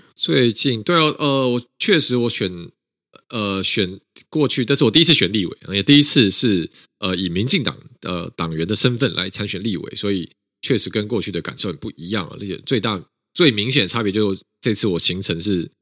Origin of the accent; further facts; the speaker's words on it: Taiwan; 那台湾在里面扮演一个很关键角色，是因为我们过去底我们也是威权的国家，我们从威权走到了民主。